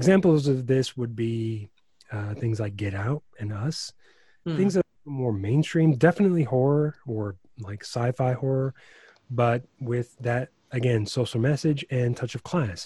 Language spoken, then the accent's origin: English; Chicago, Illinois, United States; I grew up in Chicago